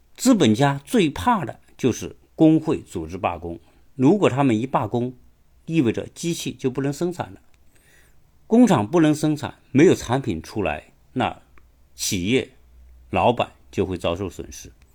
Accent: China; 我们中国人都是非常熟悉的

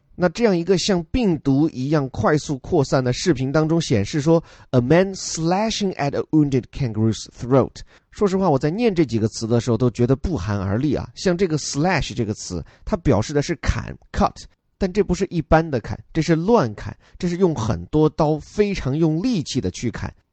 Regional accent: China; 我们中国人

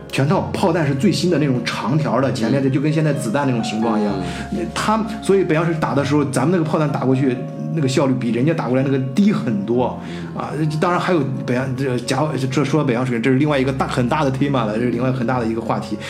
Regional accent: China; moved away as an adult; now in Germany; 我们中国人

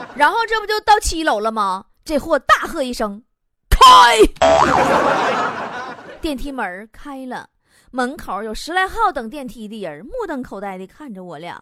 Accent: China; 我们中国人是有这种悟性的

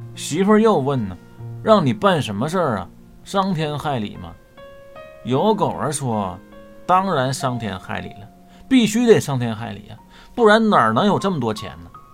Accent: China; 我们中国人

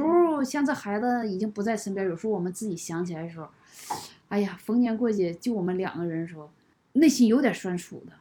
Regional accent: Northeast China, China; moved away as an adult; now in Kunming, China; 我从我们老家最东北的地方走到了最西南端

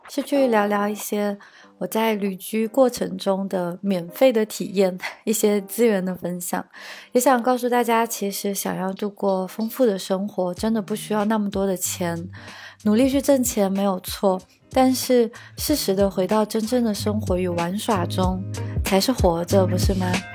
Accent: Southwest China, China; moved away; also born or lived in Germany; 我来自国内西南地区，早已经习惯那种四季常青的绿，而后生活在德国

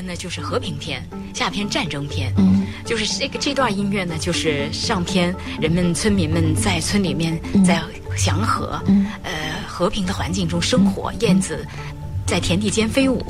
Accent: Shanxi, China; 在我们山西太原嗯。袁浩问也是我们山西人

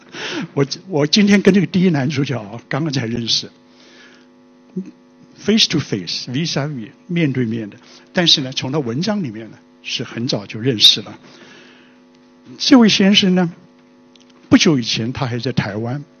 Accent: China; 实际上是我们中国人的一个成语里面的，叫做整流漱石

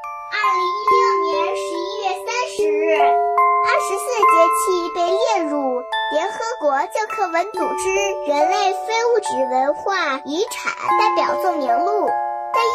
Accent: Dalian, Liaoning, China; 我来自大连，今年五岁

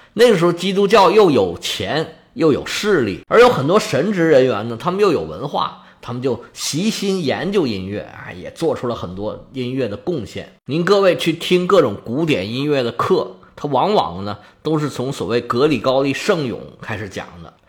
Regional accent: China; 我们中国人

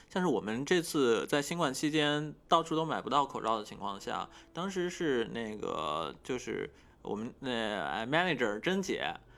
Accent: China; moved away as an adult; now in Tokyo, Japan; 我在这个国家，但是我是一个中国人

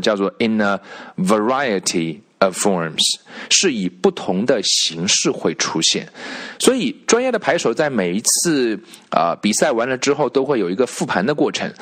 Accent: China; 我们中国人

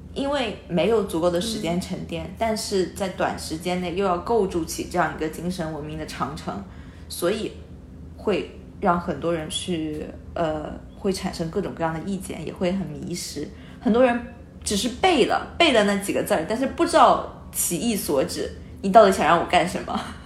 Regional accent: China; 我们中国人，呃，我们是，从小接受到隶属教育是

